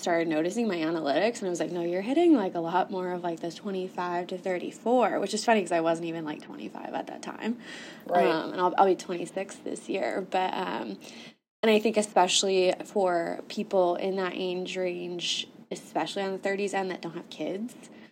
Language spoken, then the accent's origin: English; Iowa, United States; moved away as an adult; now in Indianapolis, United States; I'm not even from Indianapolis. I'm from Iowa. like born and raised there